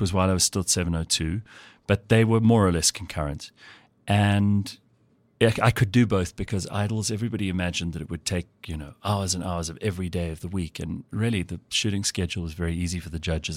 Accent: Pretoria, Gauteng, South Africa; also born or lived in KwaZulu-Natal / Sandton; was born in Pretoria, lived for the first few years on a farm near the Hartbeespoort Dam. Then we moved to um, KZN for a little while. I was at primary school there. Moved back here

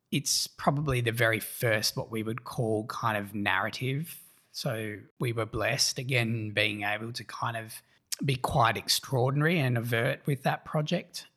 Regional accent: Australia; our candor as Australians

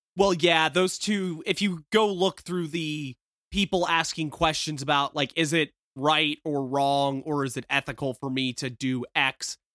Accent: the South, United States; I'm from the South

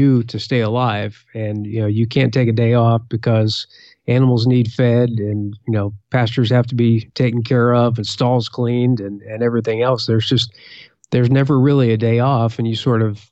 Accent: Valley Forge area, Eastern Pennsylvania, United States; also born or lived in North Carolina / Indiana; now in Washington, D.C., United States; We grew up, mostly Eastern Pennsylvania near the Valley Forge area.

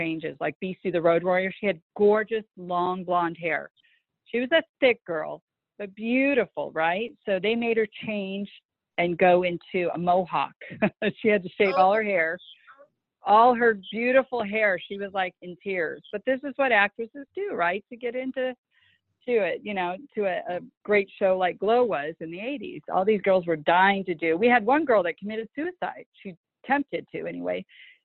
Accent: La Crescenta, California, United States; I'm a native of California, so I was born and raised in La Crescenta, California

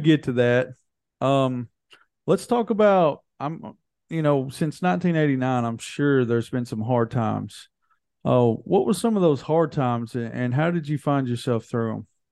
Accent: Hohenwald, Tennessee, United States; we're from Hohenwald, which everybody calls Hole in the Wall

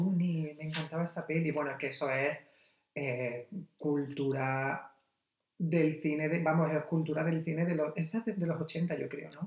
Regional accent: Almería, Andalusia, Spain; yo soy de Almería

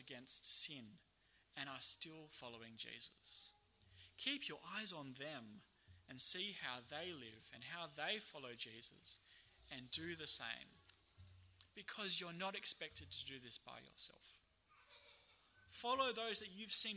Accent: Australia; as an Australian

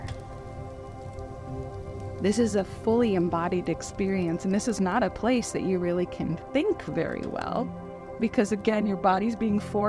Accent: San Diego, California, United States; now in Minnesota, United States; I was raised in San Diego, California, which is a very temperate atmosphere. And but I was born in Minnesota

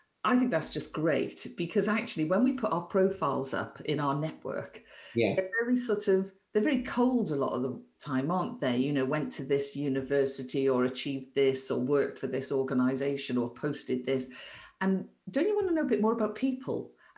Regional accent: Wales, United Kingdom; I have a Welsh network because I'm Welsh.

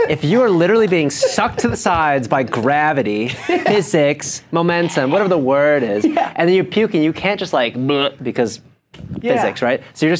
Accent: Buffalo Grove, Illinois, United States; growing up in my hometown called Buffalo Grove Days.

